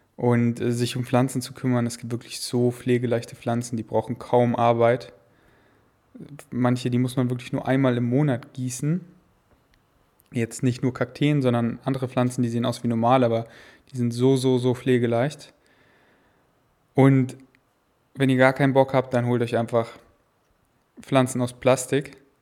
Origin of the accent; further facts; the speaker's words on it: Munich, Bavaria, Germany; now in Berlin, Germany; in München, in unserem Haus, wo ich groß geworden bin